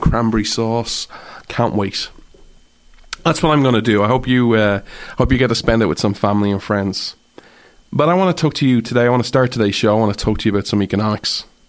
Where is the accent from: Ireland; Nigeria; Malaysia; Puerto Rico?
Ireland; as an Irish person